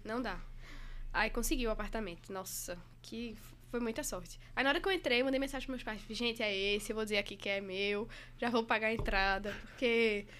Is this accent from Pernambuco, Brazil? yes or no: yes; Recife, Pernambuco, Brazil; moved away as an adult; now in São Paulo, Brazil; sou recifense carteirinha